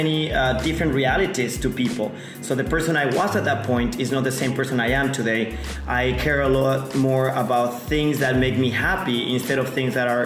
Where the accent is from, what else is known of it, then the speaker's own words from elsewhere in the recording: Mexico City, Mexico; moved away as an adult; now in Playa del Carmen, Mexico; I am originally from Mexico City, but my dad is from Peru, and my mom is from Mexico.